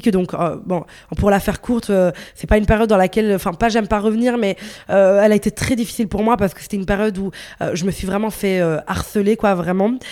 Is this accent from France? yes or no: no; Brussels, Brussels-Capital Region, Belgium; je suis de Bruxelles, donc il peut neiger en mars.